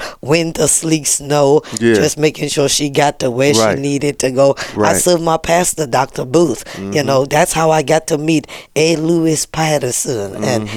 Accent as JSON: {"language": "English", "country": "Trinidad & Tobago", "tie": "born or raised there", "said": "I was born in Trinidad"}